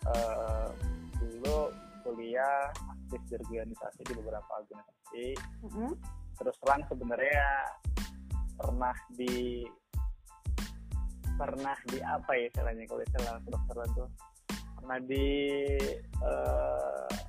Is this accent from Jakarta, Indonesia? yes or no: yes; Jakarta, Indonesia; also born or lived in Surabaya; Saya besar di Jakarta, tapi lahir di Surabaya. Jadi di Surabaya sampai lima tahunan itu.